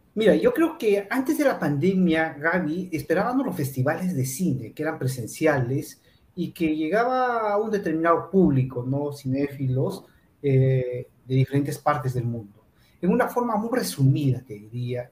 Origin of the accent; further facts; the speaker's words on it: Peru; voy a cumplir 20 años ya en el mundo del cine acá en Perú